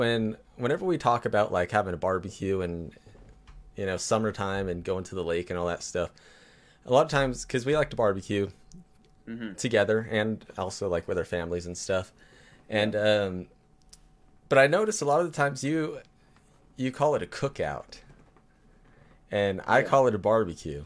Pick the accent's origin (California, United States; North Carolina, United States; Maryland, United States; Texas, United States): California, United States; I'm from California